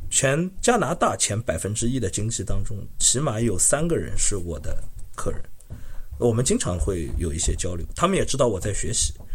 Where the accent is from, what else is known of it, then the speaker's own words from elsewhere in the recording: Shanghai, China; now in Montreal, Canada; 我是上海人嘛，我们从小都是看滑稽戏